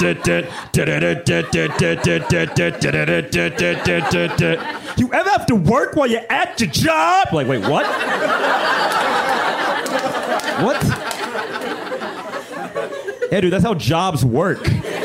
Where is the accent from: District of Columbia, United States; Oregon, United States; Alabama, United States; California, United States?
Alabama, United States; Birmingham; now in Chicago, United States; I'm originally from Birmingham, Alabama